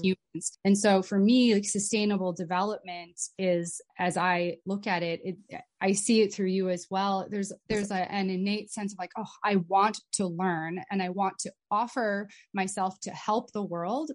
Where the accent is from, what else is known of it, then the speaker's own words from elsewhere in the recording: United States; also born or lived in Abu Dhabi; privilege follows us wherever mm. we go, especially as Americans